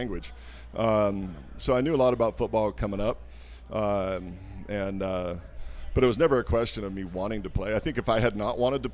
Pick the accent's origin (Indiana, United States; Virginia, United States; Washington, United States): Washington, United States; Walla Walla; growing up in Walla Walla